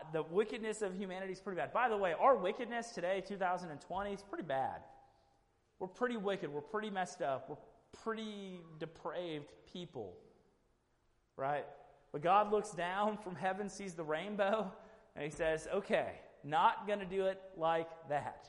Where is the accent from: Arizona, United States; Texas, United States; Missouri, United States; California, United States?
Texas, United States; Houston; I grew up in Houston